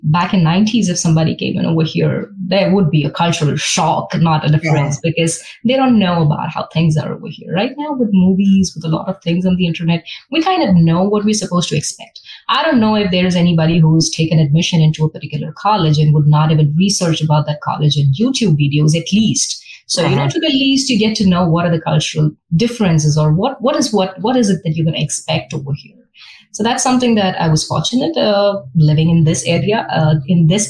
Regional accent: Mumbai, Maharashtra, India; moved away as an adult; now in Texas, United States; I came from Mumbai.

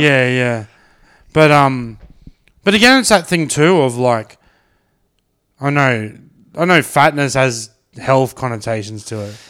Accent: Brisbane, Queensland, Australia; growing up in Sunnybank

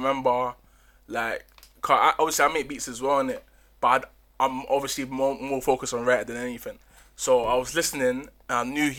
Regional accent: Ghana; I'm from Ghana, innit?

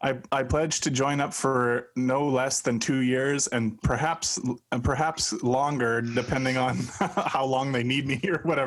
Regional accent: Buenos Aires, Argentina; I'm from Buenos Aires, and I say kill them all.

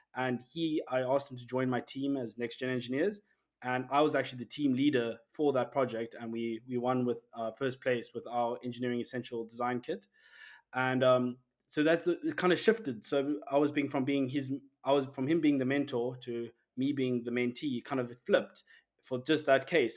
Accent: Cape Town, Western Cape, South Africa; I'm from Cape Town, South Africa

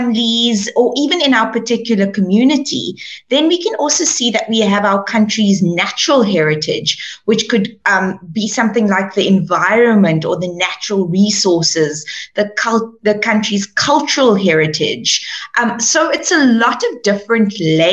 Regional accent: Cape Town, Western Cape, South Africa; moved away; the Cape Flats of where I come from

